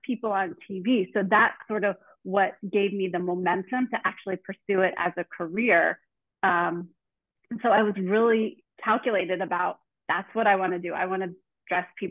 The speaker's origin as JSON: {"language": "English", "region": "Northern Virginia", "country": "United States", "tie": "born or raised there", "said": "I grew up in Northern Virginia, right outside of Washington, D.C., about 20 minutes outside of D.C."}